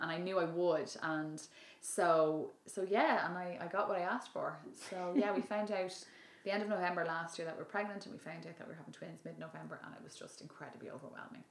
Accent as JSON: {"language": "English", "town": "Dublin", "region": "Leinster", "country": "Ireland", "said": "my original original background I'm from Dublin"}